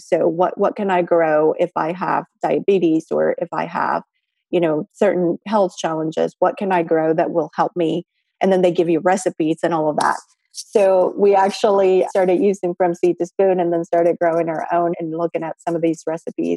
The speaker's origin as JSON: {"language": "English", "country": "Mexico", "moved": "yes", "said": "I'm also from Mexico"}